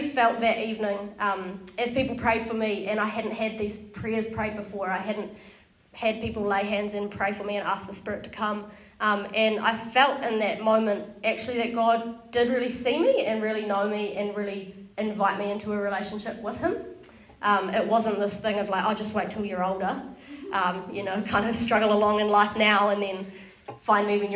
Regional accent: Wellington, New Zealand; born and raised in Wellington, grown up in church. My church that I went to was in Johnsonville

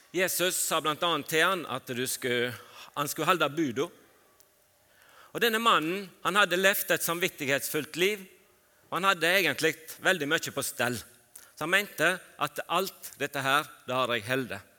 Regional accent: Fitjar, Vestland, Norway; Jeg vokste opp på Fitjar på Stord

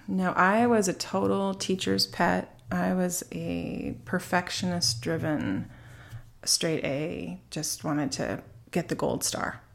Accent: Alta Loma, California, United States; also born or lived in Rancho Cucamonga; I grew up in a little suburb in Southern California called Altaloma

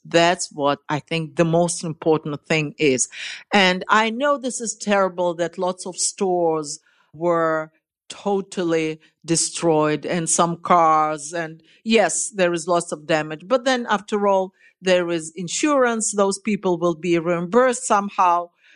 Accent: Russia; I was born in Russia

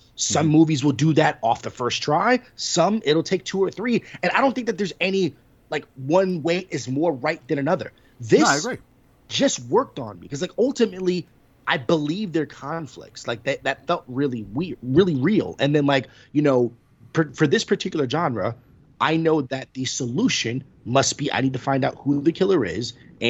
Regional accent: East Coast, United States; But obviously, you know, the three of us, we grew up around the East Coast.

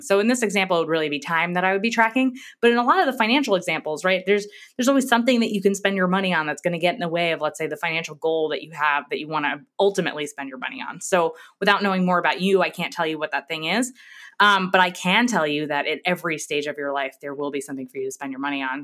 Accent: New York, United States; moved away as an adult; now in Texas, United States; I'm from New York

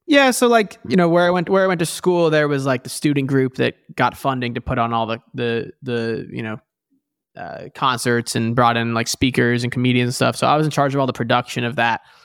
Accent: New York City, New York, United States; now in Bay Area, California, United States; I grew up in New York City originally

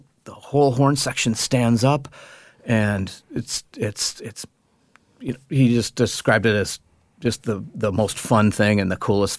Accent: Minneapolis, Minnesota, United States; I grew up in Minneapolis

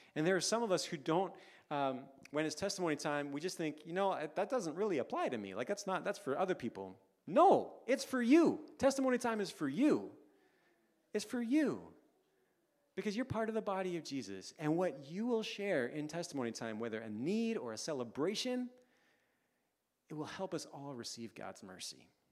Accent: Canada; now in London, United Kingdom; for us as Canadian parents

